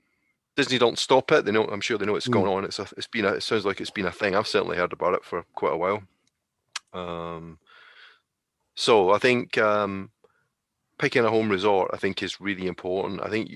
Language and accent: English; United Kingdom; the reason why is because we're British, right?